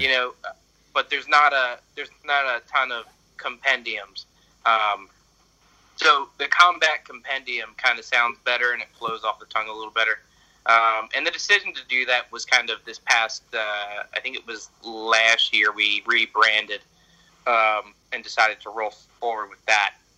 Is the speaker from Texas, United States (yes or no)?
no; Philadelphia, Pennsylvania, United States; I'm from Pennsylvania in the United States, uh, specifically Philadelphia